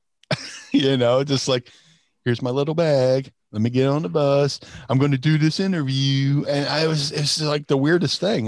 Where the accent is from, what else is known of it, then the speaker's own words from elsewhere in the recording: Atlantic City, New Jersey, United States; also born or lived in Philadelphia; I grew up in Atlantic City, which means the, uh, there was a lot of casinos